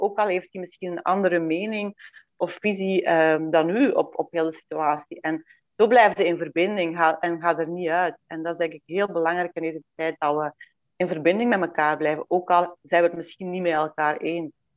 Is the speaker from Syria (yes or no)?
no; Belgium; born or raised there; moved away as an adult; now in Domburg, Netherlands